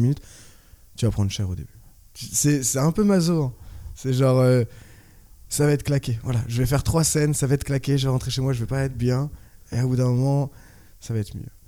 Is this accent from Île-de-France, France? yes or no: no; Orléans, Centre-Val de Loire, France; moved away as an adult; also born or lived in Tours / Australia / La Rochelle; now in Paris, France; je suis d'Orléans. Bah, j'ai fait Orléans jusqu'en BTS.